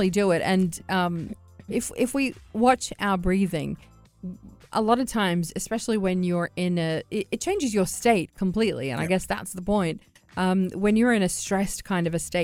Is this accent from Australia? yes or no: yes; Australia; I'm from Australia